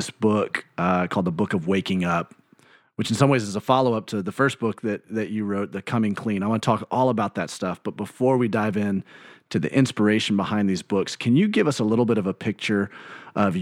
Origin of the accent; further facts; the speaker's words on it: Birmingham, Alabama, United States; I grew up in Birmingham, Alabama.